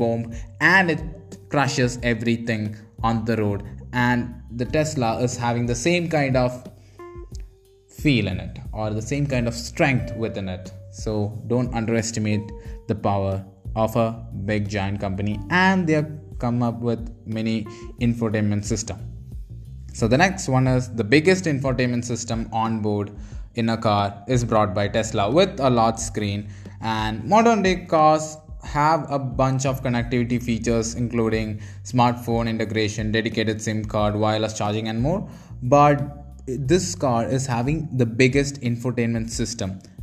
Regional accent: India; as an Indian

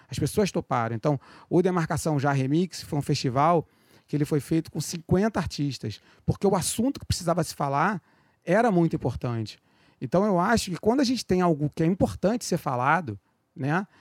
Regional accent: Rio de Janeiro, Brazil; also born or lived in Penha, Rio de Janeiro; do Meyer

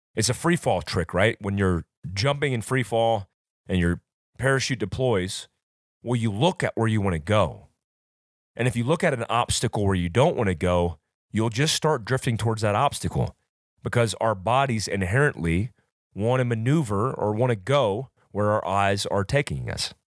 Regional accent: Fayetteville, North Carolina, United States; also born or lived in Florida; when I was raised growing up in North Carolina and Florida, I was taught from a very young age

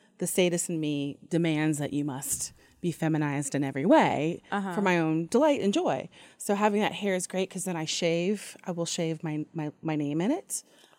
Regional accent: Ohio, United States; also born or lived in Long Beach, California; now in Atlanta, United States; I'm from Ohio, originally.

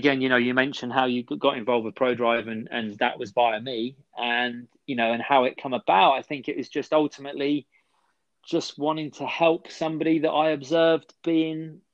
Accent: England, United Kingdom; I'm not Swedish by any means. I'm fully English.

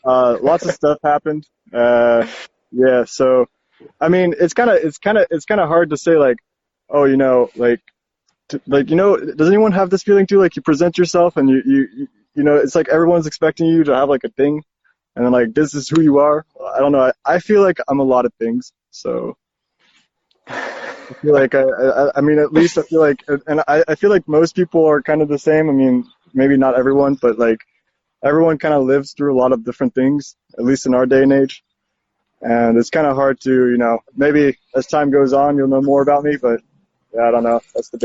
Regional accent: Mexico; born there; also born or lived in Brazil; people say, yeah, but where were you born? And I'm like, well, I was born in Mexico.

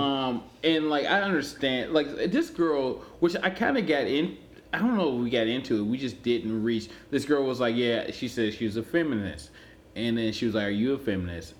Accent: Cleveland, Ohio, United States; I'm from Cleveland.

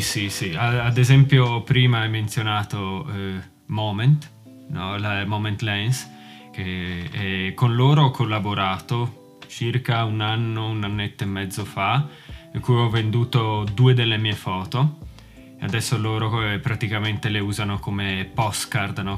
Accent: Manzano, Friuli-Venezia Giulia, Italy; moved away as an adult; now in Glasgow, United Kingdom; sono originario dal Friuli di Manzano, più specificamente, però sono ormai da 5 anni più o meno che vivo a Glasgow, in Scozia.

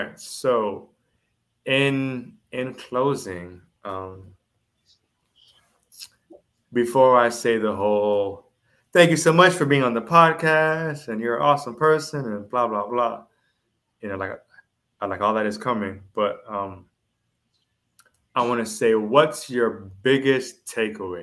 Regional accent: Jamaica; I am Jamaican.

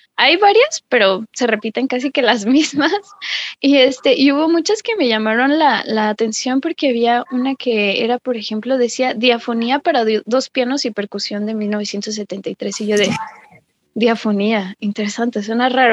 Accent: Mexico; somos mexicanos

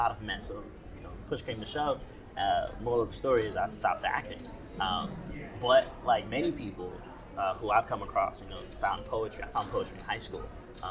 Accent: North Chicago, Illinois, United States; now in New York, United States; I'm originally from North Chicago

